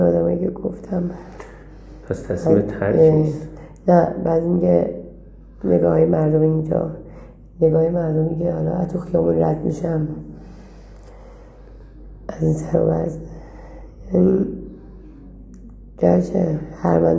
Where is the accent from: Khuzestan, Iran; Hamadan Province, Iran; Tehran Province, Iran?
Tehran Province, Iran; Tehran; خودم تهران